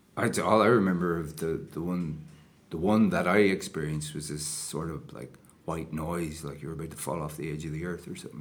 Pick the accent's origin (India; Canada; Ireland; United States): Ireland; Enniscorthy, County Wexford; we were on Friary Hill.